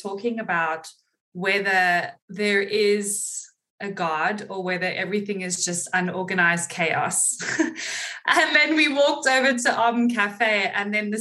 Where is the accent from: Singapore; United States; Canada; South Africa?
South Africa; Cape Town, Western Cape; moved away as an adult; also born or lived in London; now in Gold Coast, Australia; So I am from Cape Town, South Africa, and I left South Africa when I was 19, lived in London for 7 years, and then moved to Australia almost 11 years ago